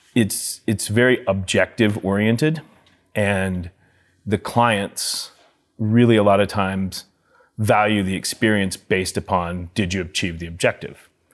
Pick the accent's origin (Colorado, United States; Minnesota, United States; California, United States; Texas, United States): Colorado, United States; Telluride; growing up in Telluride